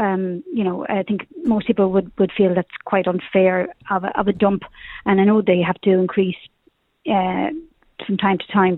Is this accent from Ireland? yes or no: yes; Tipperary, Munster, Ireland; now in Artane, Dublin, Ireland; I'm originally from Tipperary.